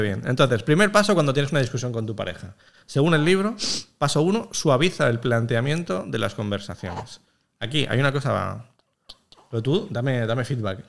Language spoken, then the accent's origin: Spanish; Catalonia, Spain; los catalanes, que somos gente muy aburrida